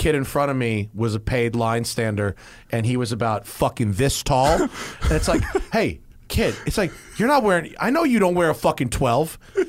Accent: Nantucket, Massachusetts, United States; because growing up in Nantucket, to see all those boats in the harbor, walking the docks with like my dad

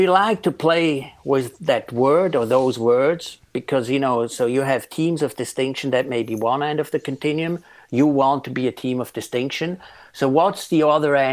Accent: Switzerland; moved away as an adult; now in Princeton, United States; I'm originally from Switzerland, but have lived in Princeton for 18 years.

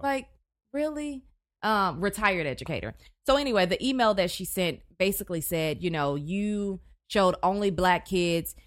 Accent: Houston, Texas, United States; also born or lived in Chicago / College Station, Texas / Tyler, Texas; I'm from Houston

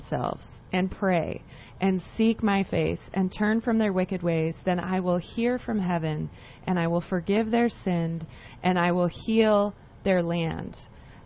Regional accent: Canada; now in United States; I'm actually Canadian.

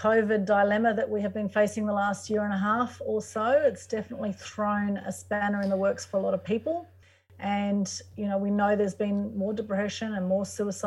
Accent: Sydney, New South Wales, Australia; I was born in Sydney to Greek, Turkish and Ukrainian parents and heritage

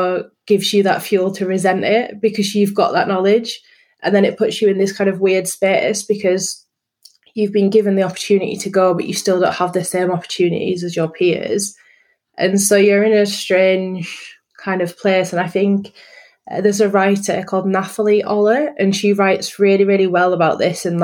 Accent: Yorkshire and the Humber, United Kingdom; moved away as an adult; also born or lived in London; in a rural setting in North Yorkshire.

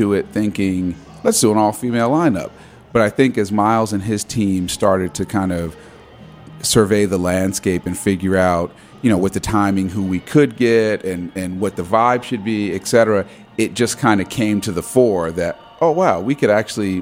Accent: New Jersey, United States; now in Washington, D.C., United States; I grew up in New Jersey

